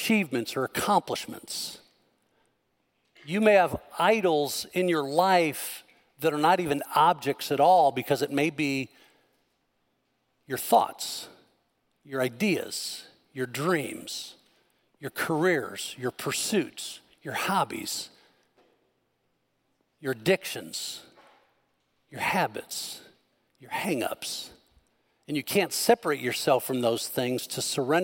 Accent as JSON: {"language": "English", "region": "Northern Illinois", "country": "United States", "tie": "born or raised there", "said": "I grew up in Northern Illinois"}